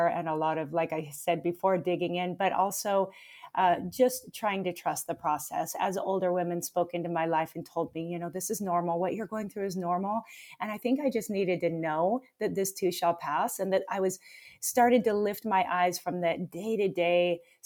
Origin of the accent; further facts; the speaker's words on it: Pacific Northwest, United States; moved away as an adult; also born or lived in Oregon; now in Hawaii, United States; I'm from the Pacific Northwest, to be fair. I haven't always been in Hawaii